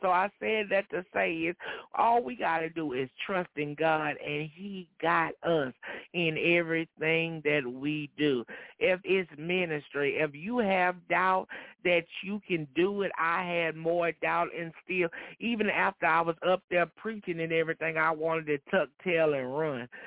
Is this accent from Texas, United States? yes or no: yes; Dayton, Texas, United States; I'm from Dayton, Texas, over uh, well, a little bit under an hour away from the church